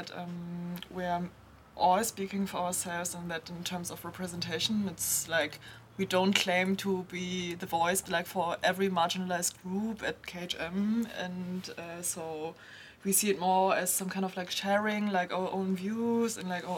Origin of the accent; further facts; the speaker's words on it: Germany; I was born and raised in Germany, and my father is Chinese